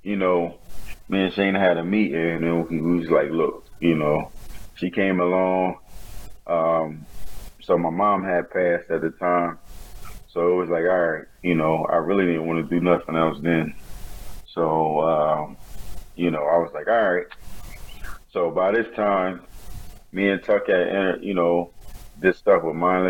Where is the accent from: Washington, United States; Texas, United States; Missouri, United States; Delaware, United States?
Delaware, United States; Wilmington; I'm from Wilmington, Delaware